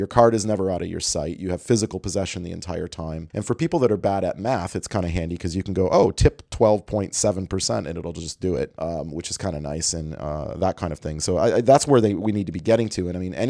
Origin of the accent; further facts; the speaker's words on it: Canada; And what I guess my first reaction as an international traveler and as a Canadian is you're still using magstripes in your restaurant